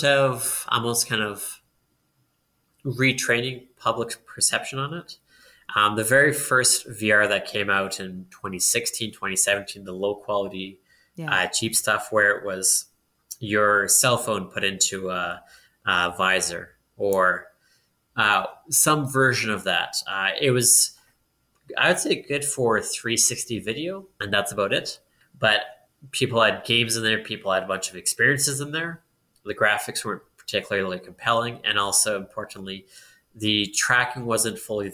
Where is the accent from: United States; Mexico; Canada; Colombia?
Canada; Edmonton, Alberta; I'm born and raised in Edmonton.